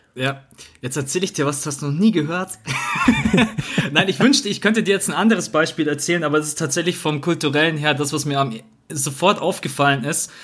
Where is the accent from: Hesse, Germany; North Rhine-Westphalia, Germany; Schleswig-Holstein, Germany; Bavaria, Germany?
Bavaria, Germany; ich komme jetzt auch aus Bayern